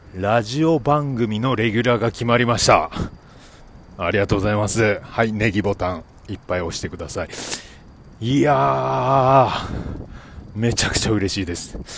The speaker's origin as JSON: {"language": "Japanese", "town": "Obihiro", "region": "Hokkaido", "country": "Japan", "tie": "born or raised there", "moved": "yes", "said": "僕ね、え出身が北海道帯広市というとこなんですが"}